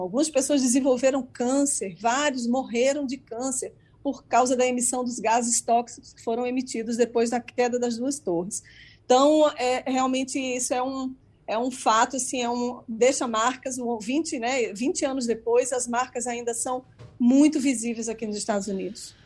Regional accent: Brazil; now in United States; como jornalista e como cidadã brasileira

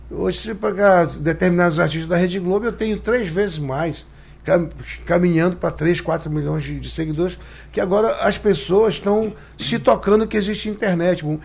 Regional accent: Pará, Brazil; eu sou brasileiro, eu sou do Pará, mas eu sou brasileiro.

